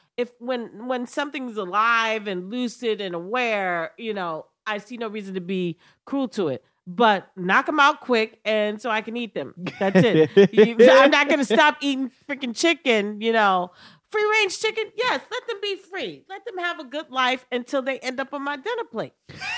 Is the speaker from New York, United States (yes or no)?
yes; New York, United States; Yeah, because I'm a New Yorker.